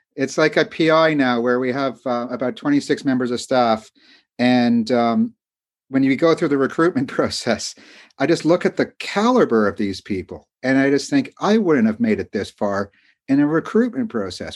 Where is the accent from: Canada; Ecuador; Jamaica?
Canada; moved away as an adult; also born or lived in London, England; although I'm American, I grew up in Canada